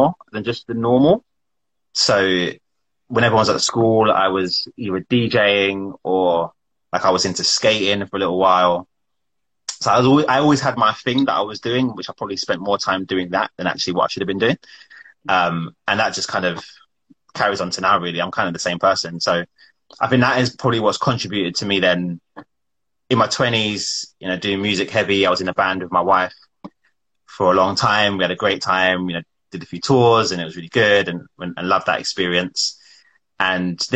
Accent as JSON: {"language": "English", "region": "London", "country": "United Kingdom", "tie": "born or raised there", "also_born_or_lived": "Wembley / Acton / Roehampton", "said": "I was born in Wembley. We lived there for my early part of my life. And then we moved to an area called Sudbury, which is in between Ealing and Greenford. So I lived there, went to school in Acton"}